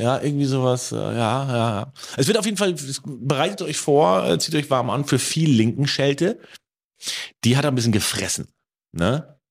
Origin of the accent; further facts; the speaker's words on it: Germany; ich eins kann als Deutscher